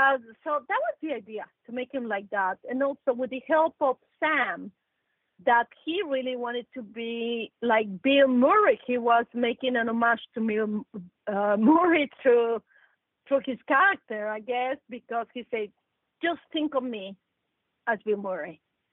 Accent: Mexico; I come from Mexico. I'm 100% Mexican. I'm Mexican

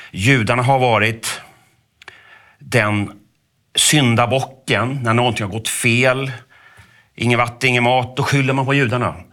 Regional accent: Sweden; jag vet inte om jag ska gå omkring och skämmas som svensk eller som medborgare i det här landet

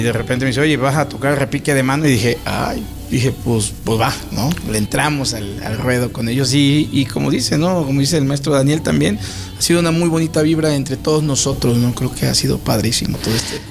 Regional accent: Juan Díaz Covarrubias, Veracruz, Mexico; soy de Juan Díaz Covarrubias

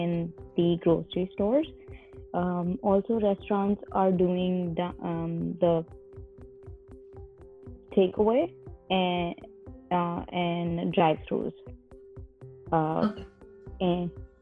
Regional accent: Delhi, India; moved away as an adult; now in San Francisco, United States; I live here by myself and I have my family back in India and Delhi

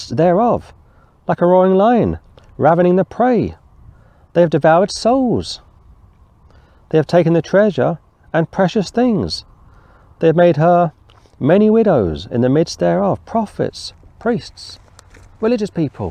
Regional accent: London, United Kingdom; I was born and raised in London

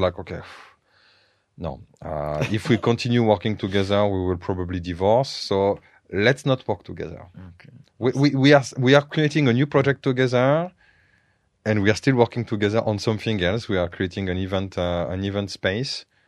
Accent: France; English is a second language; moved away as an adult; now in Bulgaria; growing up in France

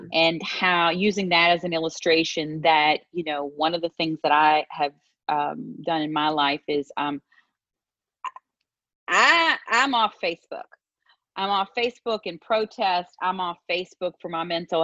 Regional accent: West Virginia, United States; we have an expression there. And we say West by God, Virginia, right? That's how I was raised.

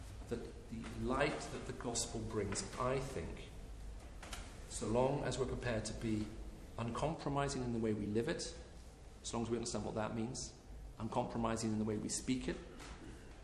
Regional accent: United Kingdom; as a British citizen

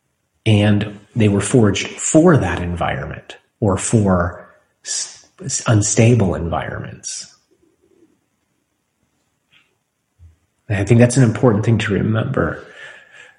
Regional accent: United States; for us as American citizens

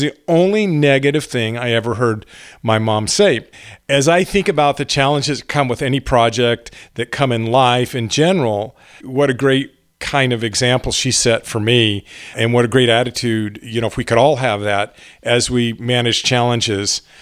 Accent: Garden Grove, California, United States; We grew up in Garden Grove. My grandmother lived in Tustin. This was up in Orange County in Southern California

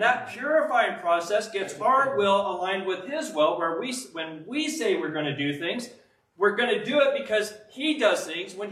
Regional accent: Pueblo, Colorado, United States; I'm a guy from Pueblo, Colorado

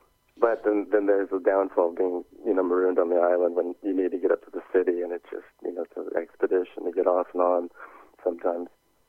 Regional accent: Oakland, California, United States; moved away as an adult; now in United Kingdom; I was born and raised in Oakland

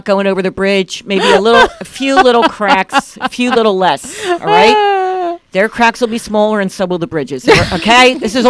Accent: Philadelphia, Pennsylvania, United States; I'm from North Philly.

